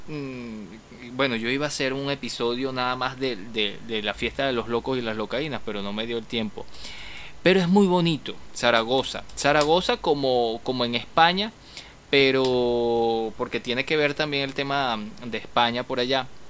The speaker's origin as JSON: {"language": "Spanish", "town": "Caracas", "region": "Capital District", "country": "Venezuela", "said": "todos somos de Caracas"}